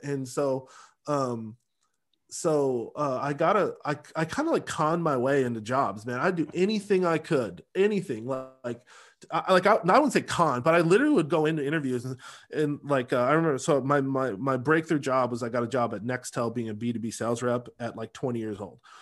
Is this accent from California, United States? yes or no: no; Seattle, Washington, United States; moved away as an adult; also born or lived in Los Angeles; now in Dallas, United States; I grew up in Beacon Hill, Rainier Valley